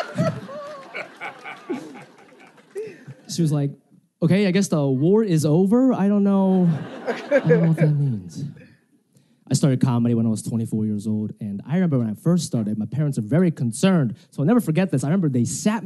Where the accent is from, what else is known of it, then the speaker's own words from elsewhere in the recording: United States; I speak Japanese, but I grew up in America